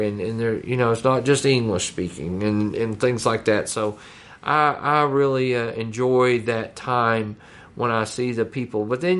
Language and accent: English; United States; we are from the United States and we are very proud of our athletes.